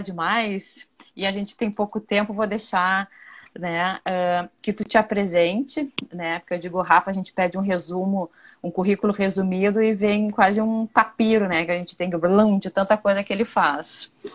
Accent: Rio Grande do Sul, Brazil; moved away as an adult; now in Rio de Janeiro, Brazil; eu sou lá do Rio Grande do Sul, sou gaúcha

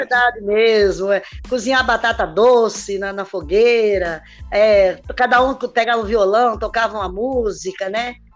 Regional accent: Limeira, São Paulo, Brazil; sou de Limeira

